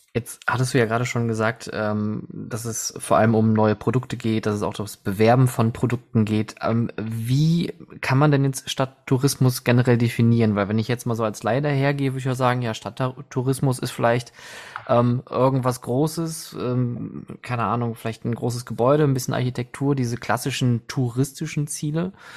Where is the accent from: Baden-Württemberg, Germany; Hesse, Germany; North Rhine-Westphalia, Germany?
North Rhine-Westphalia, Germany; Oberhausen; now in Essen, Germany; ich bin gebürtiger Oberhausener und ich kenne das noch in Zeiten vor dem Zentro, äh, also vor 96